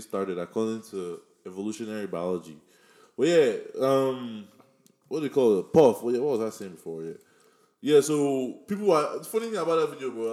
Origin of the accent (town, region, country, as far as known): Nigeria; accent: Nigerian; moved away